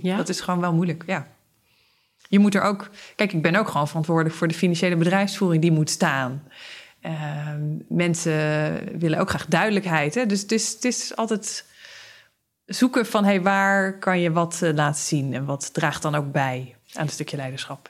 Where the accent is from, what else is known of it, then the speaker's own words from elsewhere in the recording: Zeeland, Netherlands; Ik ben opgegroeid in Zeeland